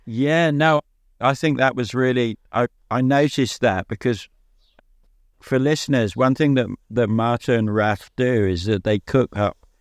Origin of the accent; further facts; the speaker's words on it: England, United Kingdom; also born or lived in Devon; I'm from England, so I live in England. I live in Devon.